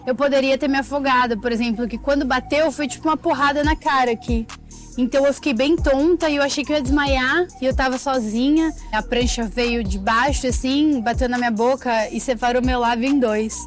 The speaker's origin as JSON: {"language": "Portuguese", "town": "São Sebastião", "region": "São Paulo", "country": "Brazil", "tie": "born or raised there", "said": "Cresci Caixara, pé na areia, em São Sebastião, que é um município na frente de Ilha Bela."}